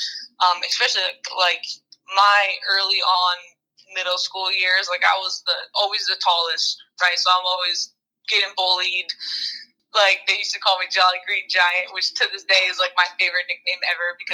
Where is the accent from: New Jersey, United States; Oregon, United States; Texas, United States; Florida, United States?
New Jersey, United States; I grew up in New Jersey